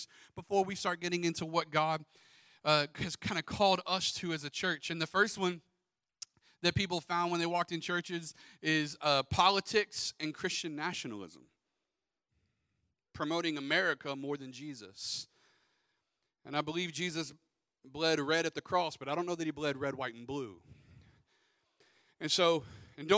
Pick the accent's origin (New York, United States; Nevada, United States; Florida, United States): Florida, United States; Pensacola; Justin and I grew up in Pensacola